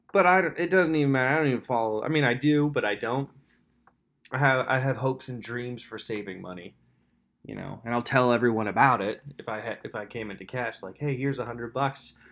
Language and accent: English; Lampeter, Pennsylvania, United States; I grew up in Lancaster, Pennsylvania, specifically Lampeter, PA